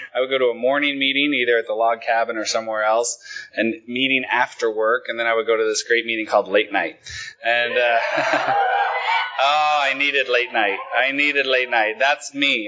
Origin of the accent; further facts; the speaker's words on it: Willamette Valley, Oregon, United States; also born or lived in Los Angeles, United States; now in Sweden; I come from a tiny little shit town in the Willamette Valley, and I hated it